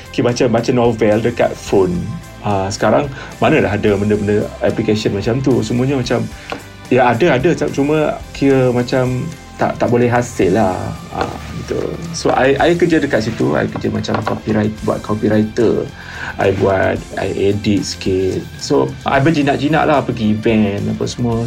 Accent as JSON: {"language": "Malay", "region": "Kelantan", "country": "Malaysia", "said": "Saya berasal daripada Kelantan"}